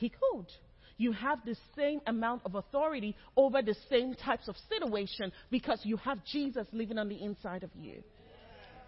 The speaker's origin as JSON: {"language": "English", "country": "Nigeria", "also_born_or_lived": "Lagos", "moved": "as an adult", "lives_now": "Texas, United States", "said": "I'm Nigerian"}